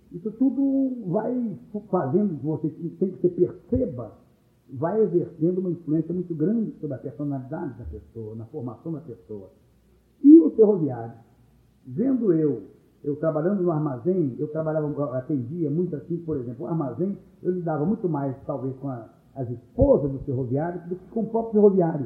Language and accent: Portuguese; Cachoeiro de Itapemirim, Espírito Santo, Brazil; moved away; nós somos muito orgulhosos de Cachoeiro